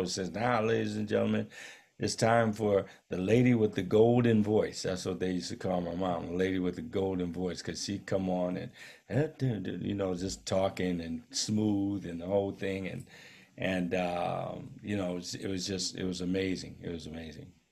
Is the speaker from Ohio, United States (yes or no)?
yes; Akron, Ohio, United States; moved away; in Akron at, uh, my hometown